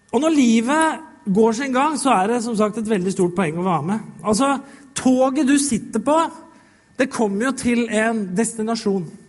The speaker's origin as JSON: {"language": "Norwegian", "country": "Norway", "said": "Vi blei født her i Norge"}